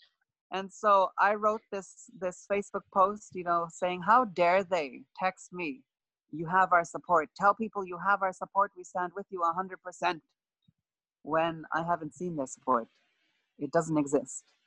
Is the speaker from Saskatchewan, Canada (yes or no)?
yes; Buffalo Narrows, Saskatchewan, Canada; my hometown of Buffalo Narrows